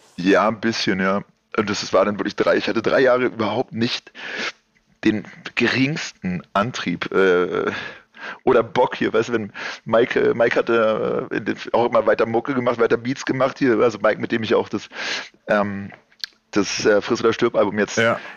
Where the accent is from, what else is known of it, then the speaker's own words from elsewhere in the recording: Berlin, Germany; ich bin Kreuzberger aus Berlin